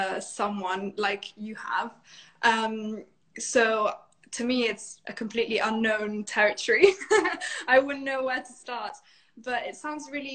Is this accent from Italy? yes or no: yes; Italy; Italy, my home country.